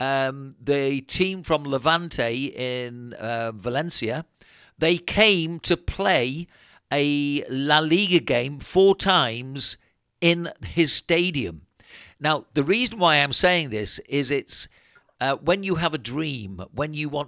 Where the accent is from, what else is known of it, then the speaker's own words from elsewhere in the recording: near Liverpool, North West England, United Kingdom; moved away as an adult; now in Spain; When we came from England to live here in Spain, I came from near Liverpool